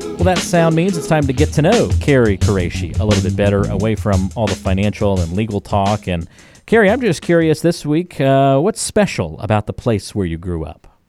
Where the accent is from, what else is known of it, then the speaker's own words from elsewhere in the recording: North Carolina, United States; growing up, uh, in a coastal town on, in North Carolina